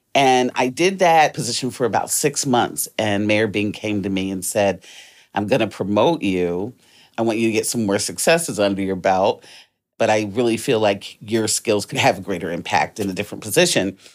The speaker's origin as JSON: {"language": "English", "town": "Detroit", "region": "Michigan", "country": "United States", "tie": "born or raised there", "also_born_or_lived": "Washington, D.C.", "said": "I was born in D C. My family moved to Detroit when I was nine. So, wasn't born there, but raised, educated, lived there for the majority of my life"}